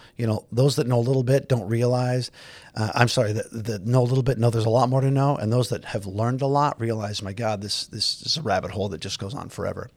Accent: Los Angeles, California, United States; I grew up in the San Fernando Valley, out in Granada Hills

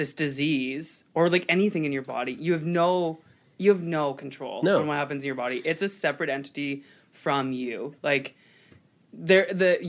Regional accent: Selkirk, Manitoba, Canada; also born or lived in Winnipeg; I'm from Selkirk

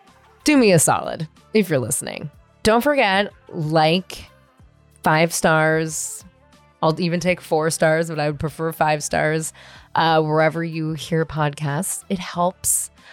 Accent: San Francisco, California, United States; Born and raised in San Francisco. I know what it was like in the 90s because I was running around all over the place doing wild stuff myself.

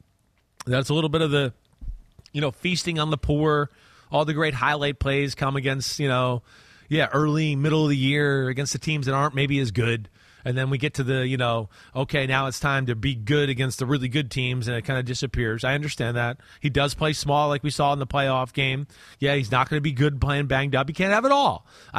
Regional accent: New Jersey, United States; I'm from New Jersey.

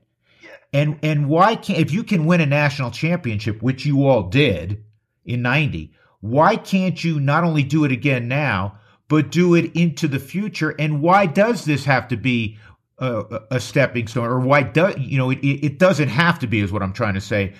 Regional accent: New York, United States; now in Colorado, United States; I'm from New York originally, but I'm a Coloradan

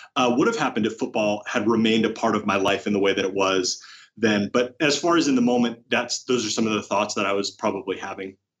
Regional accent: Oregon, United States; moved away as an adult; now in Rancho Cucamonga, United States; growing up in Oregon

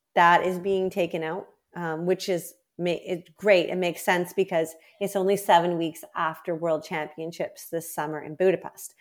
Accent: Canada; as a Canadian record holder

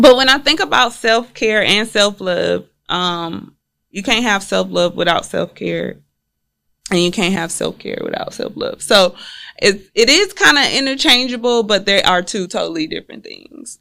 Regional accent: Houston, Texas, United States; I'm originally from Houston, Texas

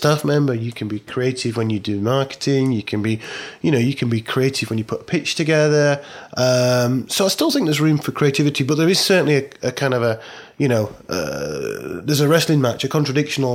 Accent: Barnsley, Yorkshire and the Humber, United Kingdom; my hometown of Barnsley in South Yorkshire

